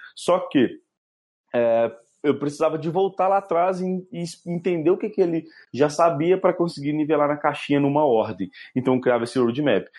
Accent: Minas Gerais, Brazil; accent: mineiro; eu sou mineiro, meu sotaque é bem carregado

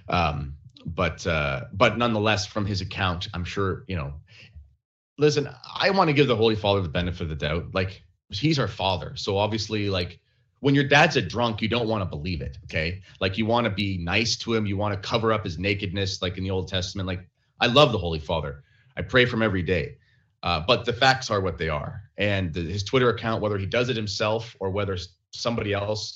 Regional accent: Canada; I was very edified as a Canadian Catholic

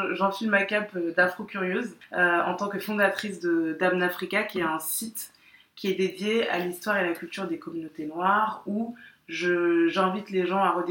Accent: Guadeloupe; moi, je suis guadeloupéenne. Je suis née et j'ai grandi ici, mais, mais je suis guadeloupéenne.

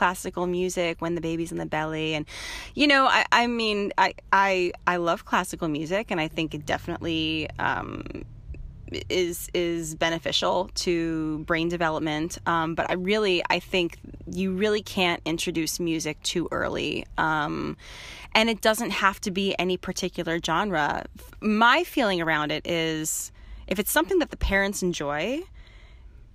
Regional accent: Midwest, United States; moved away as an adult; also born or lived in Boston, Massachusetts; now in Marin, United States; I'm from the Midwest originally

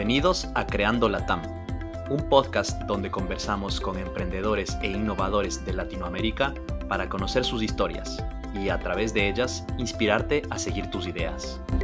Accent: Ecuador; los que somos de Ecuador

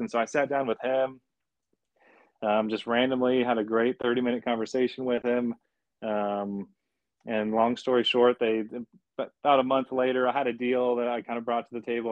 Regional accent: Austin, Texas, United States; my dad's been a builder in Austin since the '80s. So again, I was born and building in Austin

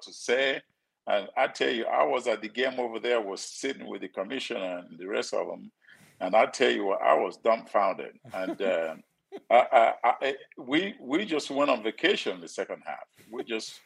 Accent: Nigeria; moved away as an adult; now in United States; I'm from Nigeria, the poor family from Nigeria

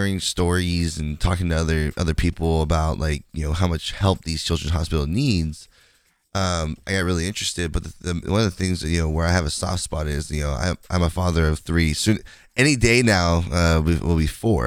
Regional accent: West Coast, United States; I'm from the West Coast

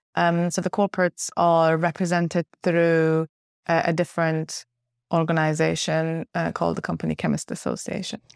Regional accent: Finland; moved away as an adult; also born or lived in Uppsala, Sweden; now in United Kingdom; I grew up in Finland. Um, I was part of the Swedish-speaking community in Finland

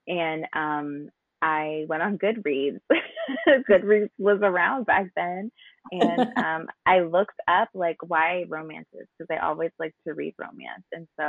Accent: New Jersey, United States; I'm from New Jersey

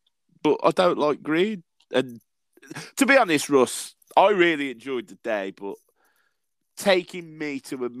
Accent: Severn Valley Railway area, West Midlands, United Kingdom; The Severn Valley Railway, because it's in my hometown

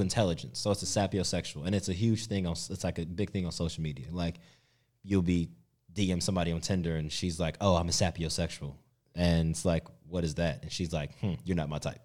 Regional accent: United States; moved away as an adult; now in Australia; growing up in the States

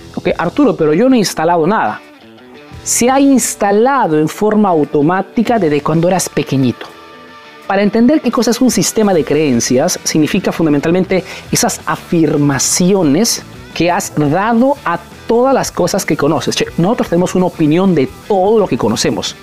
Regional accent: Peru; now in Italy

